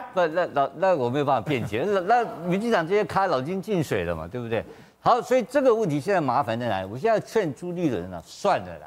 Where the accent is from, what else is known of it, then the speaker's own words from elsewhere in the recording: Kaohsiung, Taiwan; 我是高雄冈山出生的